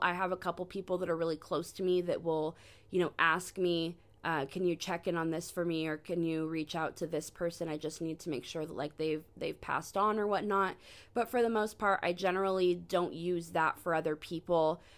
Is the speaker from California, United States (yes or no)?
yes; Sacramento, California, United States; I was born in Sacramento, California in ninety-four